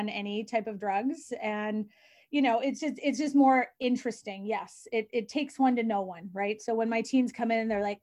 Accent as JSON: {"language": "English", "town": "Vancouver", "region": "British Columbia", "country": "Canada", "said": "I come from the West Coast, Vancouver"}